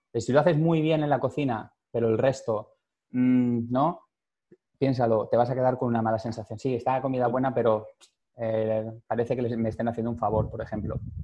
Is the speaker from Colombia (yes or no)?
no; Valencia, Valencian Community, Spain; moved away; nací en Valencia, me crié en Valencia también